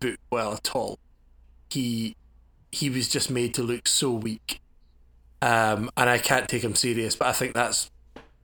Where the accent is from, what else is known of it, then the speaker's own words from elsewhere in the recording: Scotland, United Kingdom; As a Scot myself